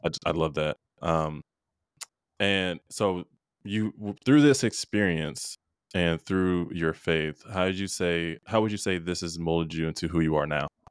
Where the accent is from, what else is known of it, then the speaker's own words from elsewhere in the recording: Rochester, New York, United States; I was born in Rochester, New York